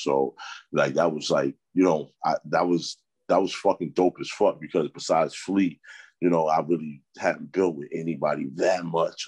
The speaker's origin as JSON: {"language": "English", "town": "New York City", "region": "New York", "country": "United States", "said": "I'm from Harlem"}